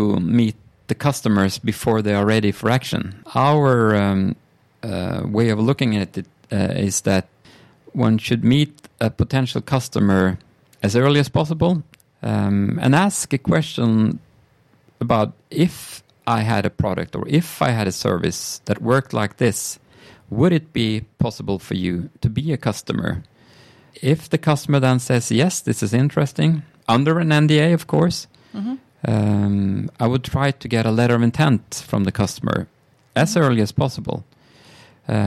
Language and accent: English; Sweden; I'm from Sweden.